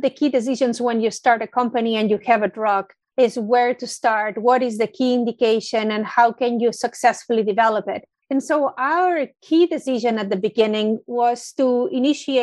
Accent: Barcelona, Catalonia, Spain; moved away as an adult; also born or lived in London; I started my career with a very classic PhD in molecular biology in my hometown in Barcelona.

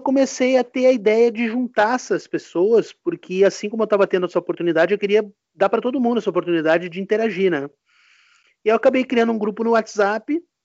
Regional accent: Rio Grande do Sul, Brazil; sou aqui do Rio Grande do Sul

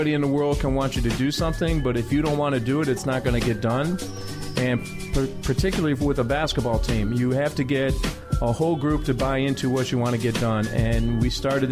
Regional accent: Chicago, Illinois, United States; Grew up around Sherman Park, 5637 South Loomis, and grew up in the city, played all my basketball in the parks

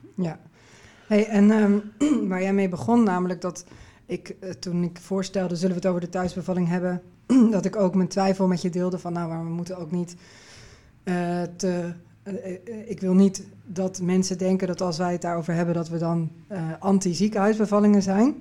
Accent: Netherlands; ik uit Nederland kwam

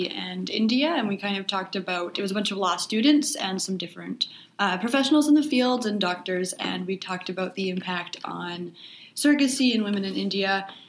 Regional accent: Canada; I'm also a Canadian student at the University of Winnipeg studying Human Rights and Disability Studies.

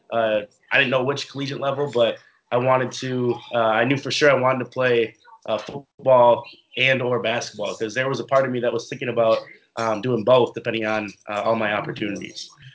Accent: Minneapolis, Minnesota, United States; moved away as an adult; now in New Jersey, United States; I'm been born and raised in Minneapolis, Minnesota. I lived there all my life

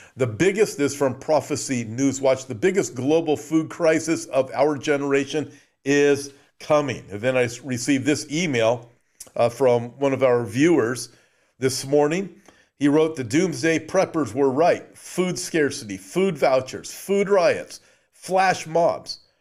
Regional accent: Southern California, United States; I was born and raised in Southern California, lived very close to Disneyland

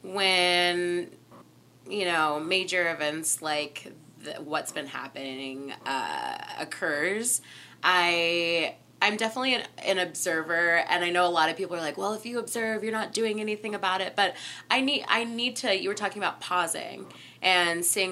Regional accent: Southern California, United States; I'm from Southern California, and there's a lot of coyotes

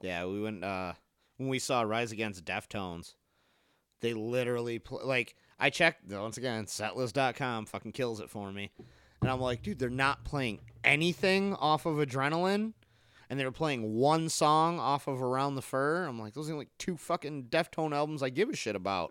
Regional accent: Harper Woods, Michigan, United States; That was Car City for me, 'cause I grew up in Harper Woods.

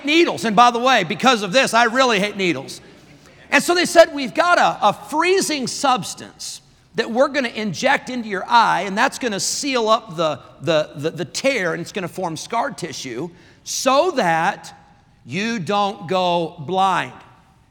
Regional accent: Rockford, Illinois, United States; I grew up in Rockford, Illinois at the Berean Baptist Church

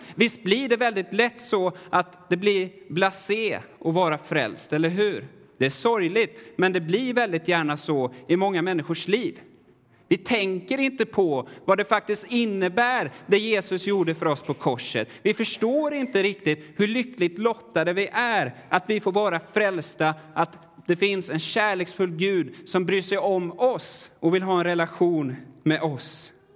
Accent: Sweden; jag är väldigt svensk

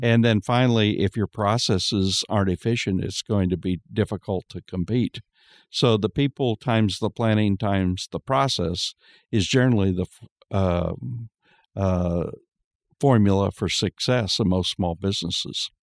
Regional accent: Kansas, United States; I'm from Kansas

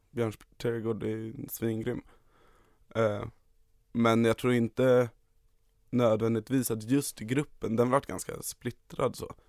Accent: Stockholm, Stockholm County, Sweden; Och det är precis där jag växte upp. Det är en lägenhet som ligger precis ovanför skateparken

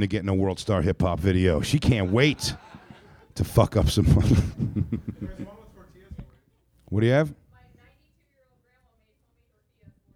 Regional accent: Philadelphia, Pennsylvania, United States; I'm from Philly

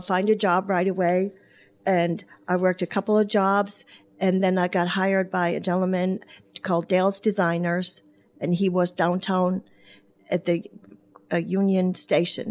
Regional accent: Bremerhaven, Bremen, Germany; English is a second language; also born or lived in Spain / Horse Cave, Kentucky; now in Brownsburg, United States; I was born in Bremerhaven, Germany

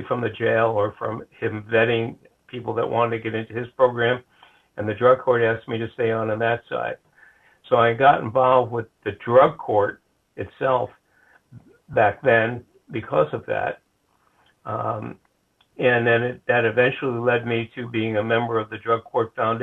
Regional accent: White Plains, New York, United States; also born or lived in Rhode Island; now in Flagler County, United States; I grew up in New York, a place called White Plains, which was 25 miles north of New York City

